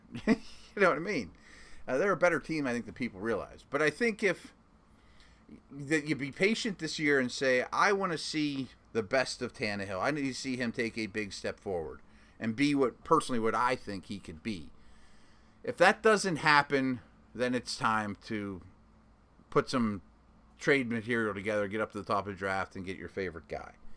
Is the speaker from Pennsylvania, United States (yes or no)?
yes; Pittsburgh, Pennsylvania, United States; I was from Pittsburgh